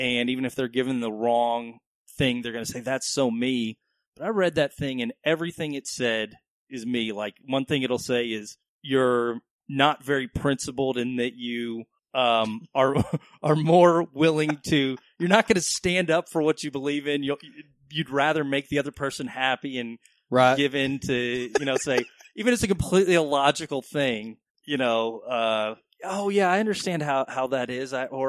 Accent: Dallas, Texas, United States; I am from Texas. I grew up in Dallas.

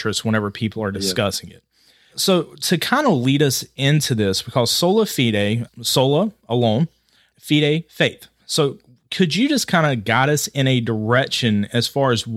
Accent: Georgia, United States; now in Ohio, United States; I'm from Georgia, now living in Ohio.

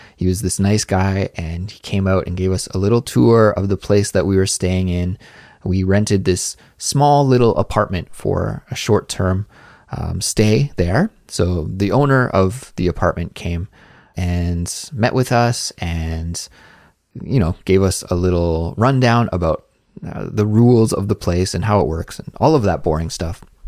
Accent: Canada; moved away as an adult; now in Seoul, South Korea; my home country of Canada

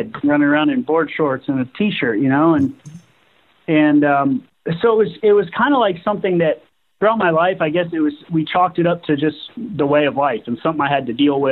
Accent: Southwest Florida, United States; growing up in Southwest Florida, I kind of witnessed the decline in the health of our ecosystems here

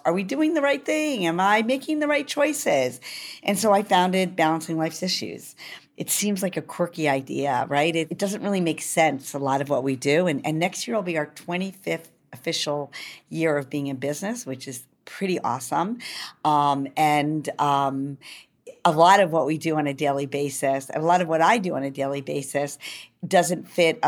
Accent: New York, United States; I'm a New Yorker

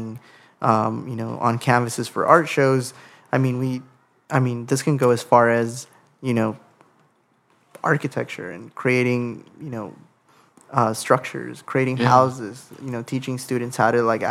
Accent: Los Angeles, California, United States; growing up in Sylmar

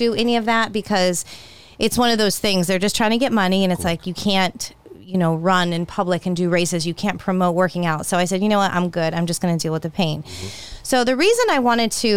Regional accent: California, United States; I grew up in California

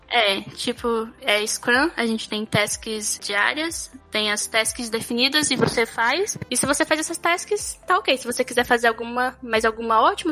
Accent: Brasília, Federal District, Brazil; moved away as an adult; now in Serbia; eu nasci em Brasília, Centro-Oeste, estado Goiás

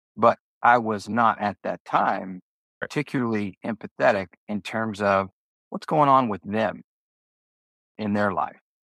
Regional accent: Houston, Texas, United States; also born or lived in Jackson, Mississippi; I was born in Jackson, Mississippi. I was born in 63, but in 1968 my parents moved to Houston

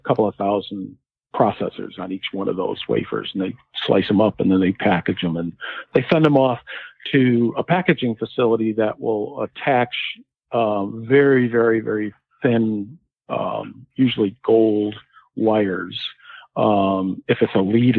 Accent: New England, United States; also born or lived in Connecticut; I grew up in New England

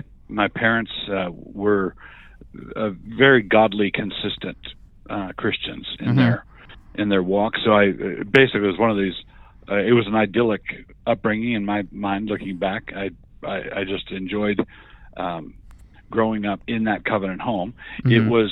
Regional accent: Annapolis, Maryland, United States; moved away as an adult; now in Moscow, Idaho, United States; And when I got out, my parents had moved to Idaho. I'd grown up in Annapolis, Maryland. Okay. That's my hometown. But my parents had been in Ann Arbor for a brief time and then moved out to Moscow, Idaho.

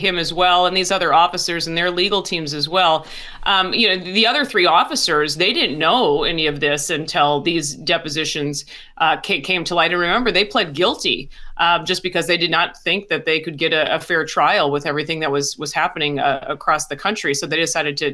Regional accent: Minnesota, United States; This is the station I grew up watching. I'm from Minnesota

